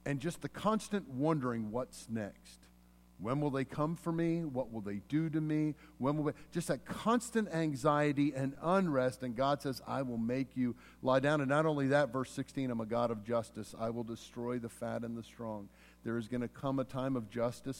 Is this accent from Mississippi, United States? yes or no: yes; Mississippi, United States; moved away; also born or lived in Pennsylvania; I was born in Mississippi, but then I was taken into exile to a far and distant pagan country of Pennsylvania